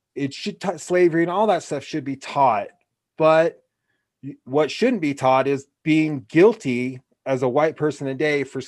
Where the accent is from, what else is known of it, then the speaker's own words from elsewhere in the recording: Portland, Oregon, United States; now in Laramie, United States; growing up in Oregon, my classes were very mixed.